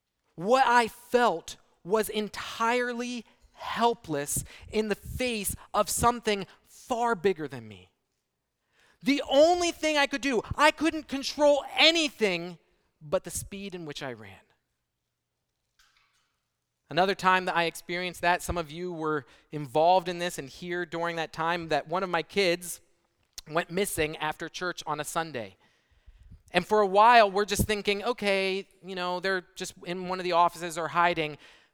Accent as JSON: {"language": "English", "country": "Brazil", "tie": "born or raised there", "said": "I grew up in Brazil, and I remember when we heard about 9/11, early in the morning, only the first plane had hit."}